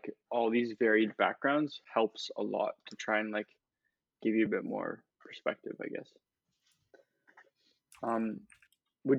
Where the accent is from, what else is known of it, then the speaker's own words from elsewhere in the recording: Mississauga, Ontario, Canada; I'm from Mississauga